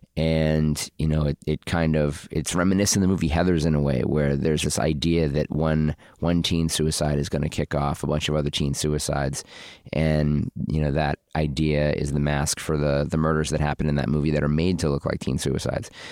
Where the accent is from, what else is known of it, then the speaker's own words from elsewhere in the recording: Boston, Massachusetts, United States; I'm from Boston